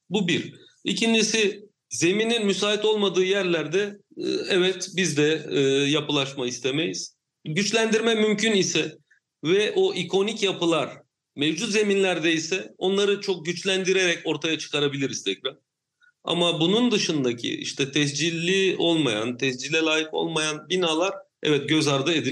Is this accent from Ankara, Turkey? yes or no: no; Samandağ, Hatay, Turkey; Samandağ benim memleketim